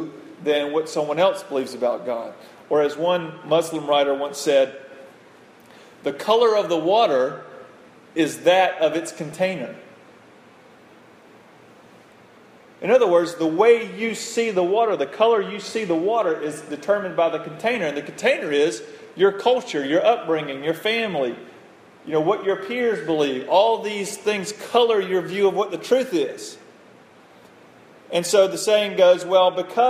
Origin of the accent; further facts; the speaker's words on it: United States; growing up in the United States of America, with this family I have in the 21st century